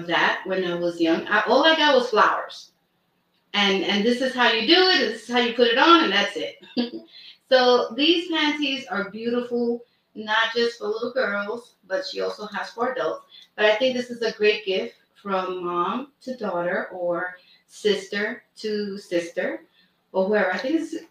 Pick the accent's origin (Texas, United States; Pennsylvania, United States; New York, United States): New York, United States; New York City; also born or lived in Brooklyn; now in Bronx, United States; I was born in Brooklyn, raised in Washington Heights.